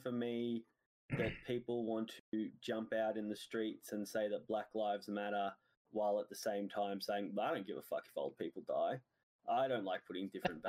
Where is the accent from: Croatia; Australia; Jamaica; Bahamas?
Australia; As an Australian